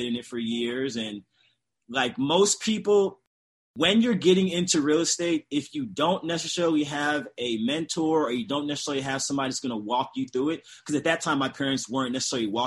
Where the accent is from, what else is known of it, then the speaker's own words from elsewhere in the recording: St. Louis, Missouri, United States; also born or lived in Chicago, Illinois; I was born and raised in St. Louis, Missouri